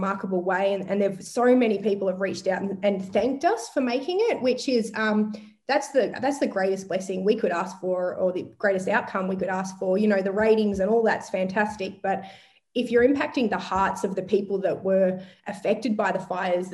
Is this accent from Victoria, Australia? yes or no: yes; Longford, Victoria, Australia; moved away as an adult; also born or lived in Melbourne; I'm an eighth generation Gippslandian, so my family has been there for eight generations, and I grew up in Longford on a small hobby farm